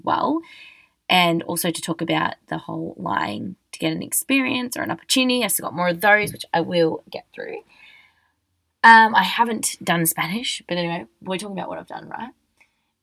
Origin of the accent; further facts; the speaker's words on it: Australia; also born or lived in Melbourne; I'm just an Australian girl